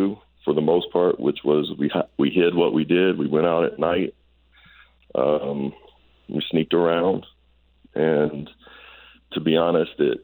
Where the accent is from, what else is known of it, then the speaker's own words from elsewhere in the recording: Owensboro, Kentucky, United States; We're both from Owensboro